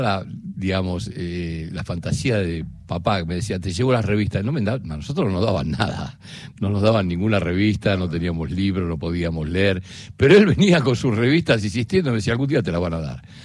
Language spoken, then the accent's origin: Spanish; Buenos Aires, Argentina; yo nací en Almagro, en Yatay y Cangallo